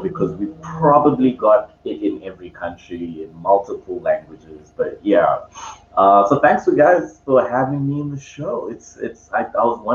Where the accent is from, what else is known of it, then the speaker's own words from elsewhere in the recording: Zambia; now in Cape Town, South Africa; right now I'm in Cape Town, even though I'm born from Zambia